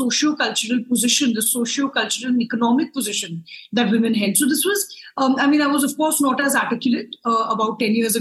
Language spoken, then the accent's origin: English; Lucknow, Uttar Pradesh, India; now in New Delhi, India; I grew up in a smaller town in India, called Lucknow